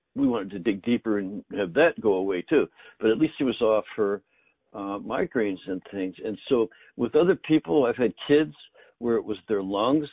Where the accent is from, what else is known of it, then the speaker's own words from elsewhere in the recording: Northern Canada, Canada; I grew up in Canada in the north, and both my grandfathers grew their own food.